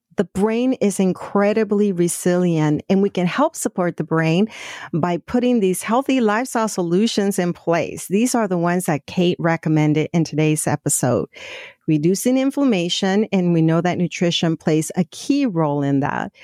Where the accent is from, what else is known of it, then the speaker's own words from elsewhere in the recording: Mexico; moved away; we're originally from Mexico